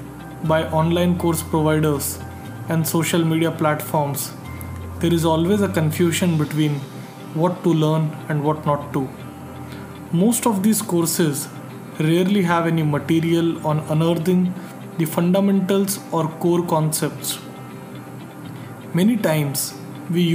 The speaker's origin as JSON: {"language": "English", "country": "India", "said": "from India"}